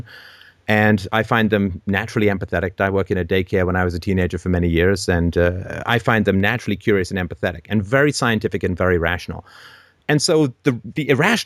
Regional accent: England, United Kingdom; I was raised in England as a Christian

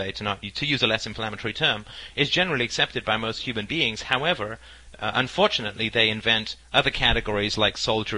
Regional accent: United Kingdom; we Brits

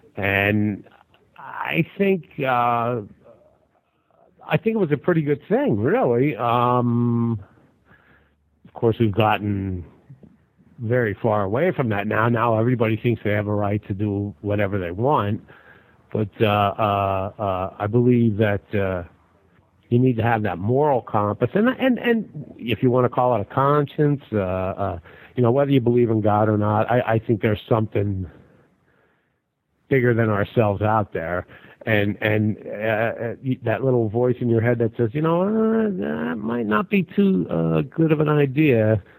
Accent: United States; Being an American

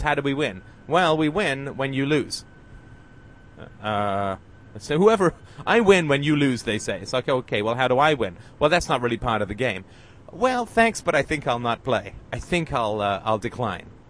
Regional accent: United Kingdom; I'm British

